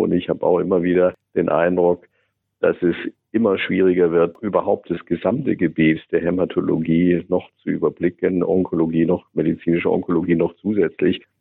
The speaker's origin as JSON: {"language": "German", "country": "Germany", "said": "Wir sind halt als Deutsche"}